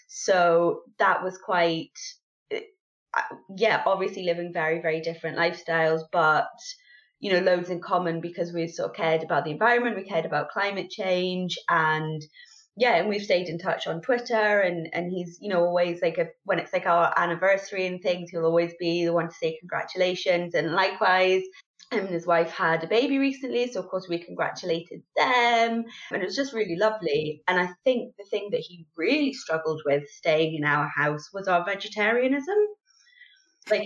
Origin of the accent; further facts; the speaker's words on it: England, United Kingdom; now in Scotland, United Kingdom; I grew up in England and then live in Scotland